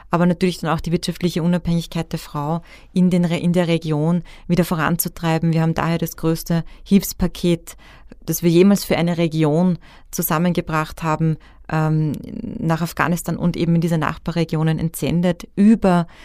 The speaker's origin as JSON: {"language": "German", "country": "Austria", "said": "Und ich möchte aber auch sagen, dass wir dass wir einfach als Österreicher wahnsinnig viel geleistet haben."}